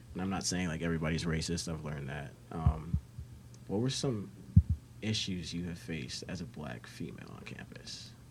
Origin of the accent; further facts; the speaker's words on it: Chicago, Illinois, United States; moved away as an adult; now in West Virginia, United States; I come from I'm from Chicago